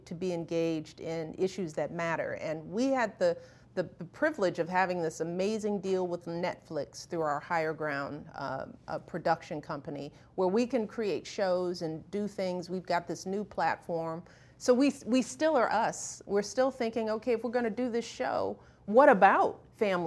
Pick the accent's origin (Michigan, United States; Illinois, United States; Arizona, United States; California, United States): Illinois, United States; Chicago; I grew up on the South Side